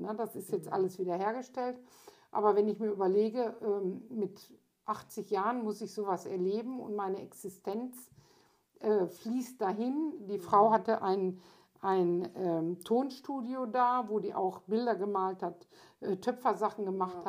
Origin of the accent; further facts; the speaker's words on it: Lemgo, North Rhine-Westphalia, Germany; ich komme aus Lemgo